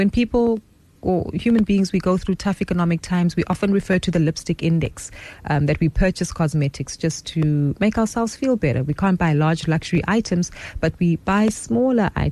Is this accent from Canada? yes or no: no; South Africa; us as South African consumers